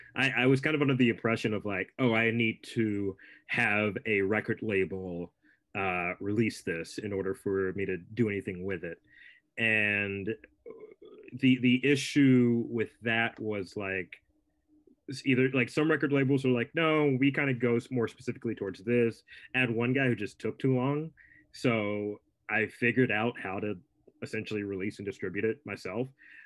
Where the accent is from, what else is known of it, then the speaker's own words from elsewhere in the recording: United States; because I'm an American and we don't care about anyone else's stuff.